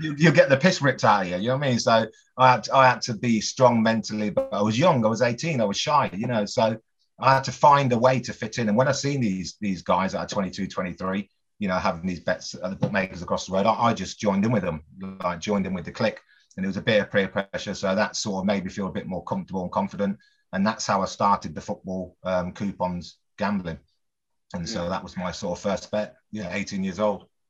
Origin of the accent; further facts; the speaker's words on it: Coventry, West Midlands, United Kingdom; also born or lived in Bristol; family and friends back home in my hometown of Coventry